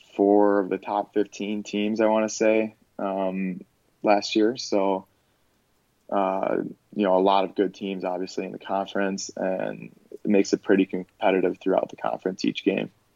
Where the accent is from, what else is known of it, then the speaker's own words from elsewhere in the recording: Park Ridge, Illinois, United States; moved away as an adult; now in Madison, United States; I grew up in Park Ridge, Illinois